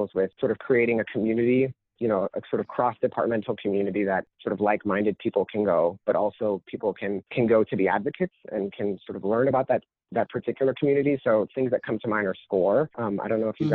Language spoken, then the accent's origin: English; Orlando, Florida, United States; moved away as an adult; also born or lived in Michigan; I'm from sort of central South Florida. I grew up in a, you know, primarily Latin